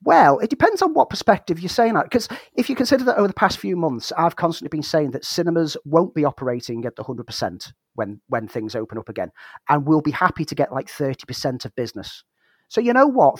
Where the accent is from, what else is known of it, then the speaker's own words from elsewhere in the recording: Liverpool, North West England, United Kingdom; I was born in Liverpool